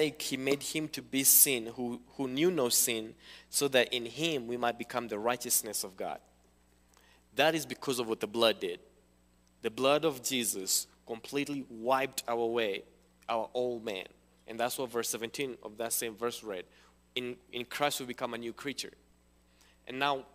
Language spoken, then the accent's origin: English; Kenya; moved away; also born or lived in Cincinnati; I'm from Kenya.